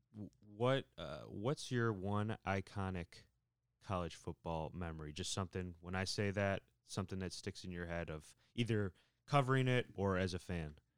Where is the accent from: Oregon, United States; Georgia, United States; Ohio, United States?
Ohio, United States; Cleveland; growing up in Cleveland, we both grew up in Cleveland